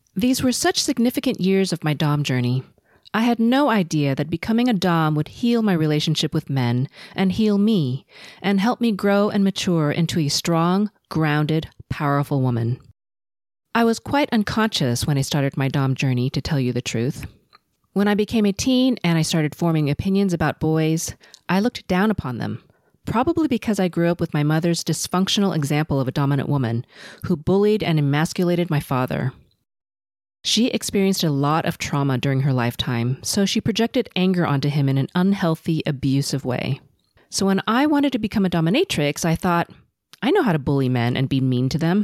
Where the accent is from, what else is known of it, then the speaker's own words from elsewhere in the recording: Los Angeles, California, United States; first language Cantonese; English is a second language; I was born and raised in L A to first generation Chinese and Filipino parents, and I've never lived anywhere else